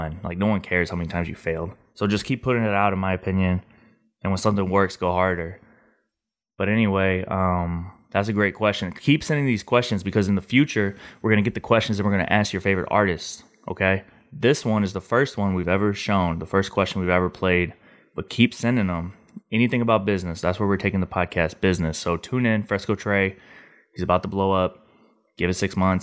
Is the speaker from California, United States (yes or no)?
no; St. Louis, Missouri, United States; I'm from St. Louis